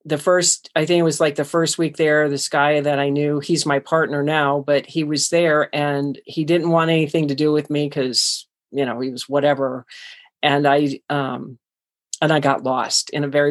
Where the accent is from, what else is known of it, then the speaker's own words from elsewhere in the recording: Cleveland, Ohio, United States; moved away; I was born and raised in Cleveland, Ohio